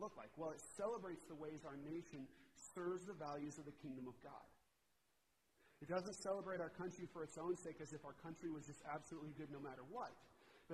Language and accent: English; Washington, United States; I'm from Washington.